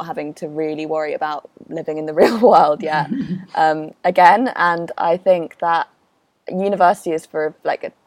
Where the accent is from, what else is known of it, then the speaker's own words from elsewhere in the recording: London, United Kingdom; also born or lived in Spain; Born and raised in London pretty much all my life, apart from a weird 3 years where we lived in Spain